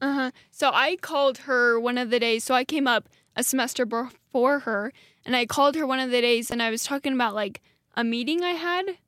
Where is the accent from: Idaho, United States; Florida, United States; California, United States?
Idaho, United States; Dietrich; now in Rexburg, United States; I'm from a small town. It's called Dietrich, Idaho